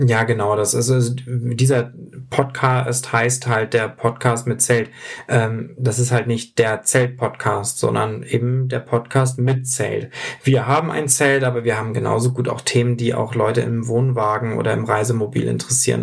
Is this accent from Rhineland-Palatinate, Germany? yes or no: no; Hamburg, Germany; wir kommen beide aus Hamburg